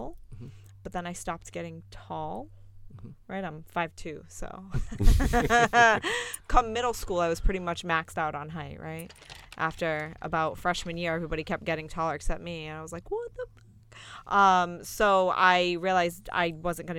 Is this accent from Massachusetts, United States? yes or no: yes; Buzzards Bay, Massachusetts, United States; moved away; I am originally from Massachusetts. I'm from a very small town, a village, actually.